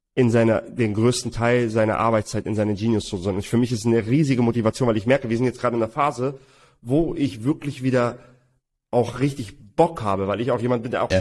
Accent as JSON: {"language": "German", "region": "Hamburg", "country": "Germany", "said": "wir kommen beide aus Hamburg"}